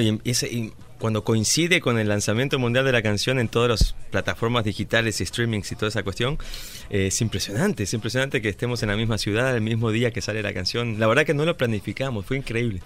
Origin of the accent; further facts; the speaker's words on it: Buenos Aires, Argentina; soy de Buenos Aires